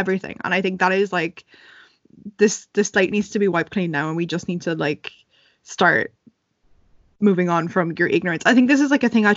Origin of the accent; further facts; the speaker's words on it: Ireland; growing up in Ireland, there were two people of color in my whole school